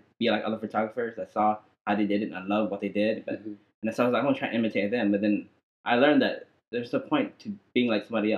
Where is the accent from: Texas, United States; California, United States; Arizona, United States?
Texas, United States; Amarillo; also born or lived in Vietnam; I came to America like probably like around 2 or 3 years old. Yeah, and I was raised in Amarillo